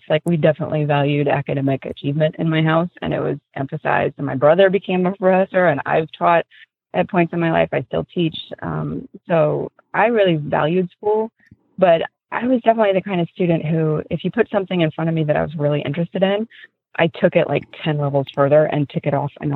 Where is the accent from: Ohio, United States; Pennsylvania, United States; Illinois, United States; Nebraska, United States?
Ohio, United States; Columbus; also born or lived in New York / Santa Cruz, California; now in North Carolina, United States; I was born in Columbus, Ohio